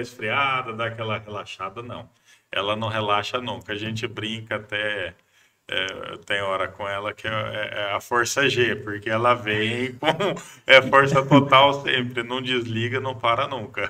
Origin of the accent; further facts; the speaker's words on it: Marília, São Paulo, Brazil; moved away as an adult; also born or lived in Acre; tentei fugir de Marília